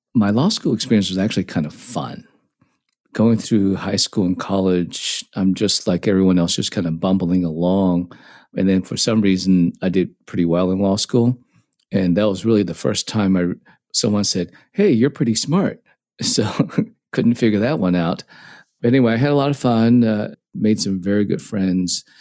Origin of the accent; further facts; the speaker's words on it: Dallas, Texas, United States; also born or lived in Hong Kong; I grew up in Dallas, played tennis growing up, not very well